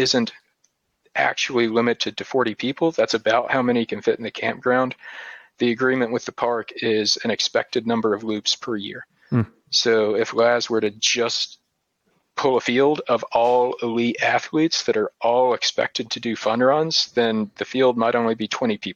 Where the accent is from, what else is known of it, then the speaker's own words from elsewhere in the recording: Appalachian Mountains, United States; also born or lived in Tennessee / North Carolina; I'm from the Appalachian Mountains